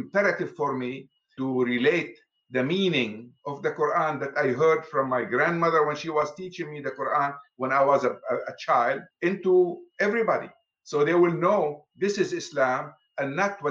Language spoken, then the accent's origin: English; Lebanon; now in United States; I was born in Lebanon, in the Middle East, as an Arab